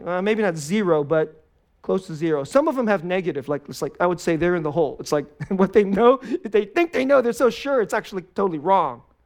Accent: United States; we're Americans.

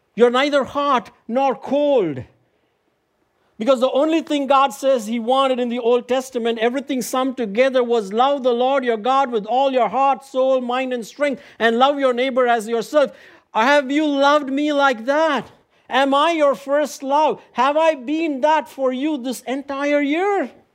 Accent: Chennai, Tamil Nadu, India; moved away; I went back to my home country, India, recently, in my hometown, Chennai

